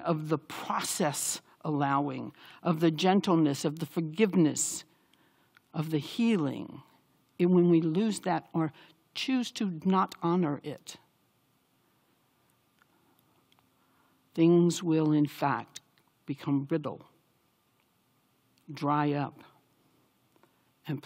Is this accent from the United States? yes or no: yes; the South, United States; I grew up in the South